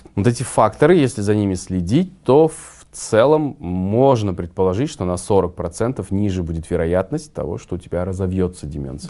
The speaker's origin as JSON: {"language": "Russian", "country": "Kazakhstan", "said": "мы казахи, где наш казахский условно менталитет"}